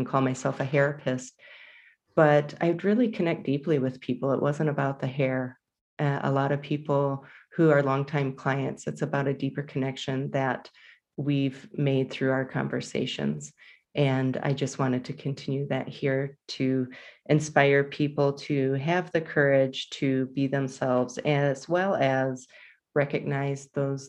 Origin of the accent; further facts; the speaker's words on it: Jackson, Michigan, United States; now in Colorado, United States; I am a Michigander. I was born and raised there